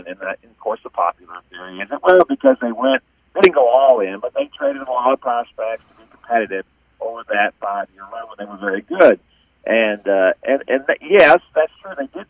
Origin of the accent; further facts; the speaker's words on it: Houston, Texas, United States; I grew up in Houston